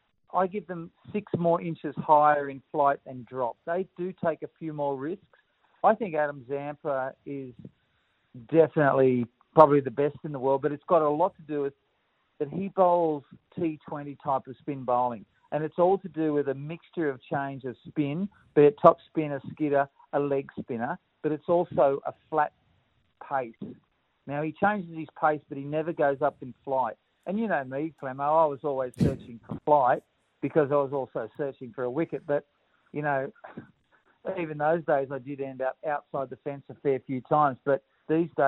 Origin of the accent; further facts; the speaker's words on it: Dundas Valley, New South Wales, Australia; I grew up in Dundas Valley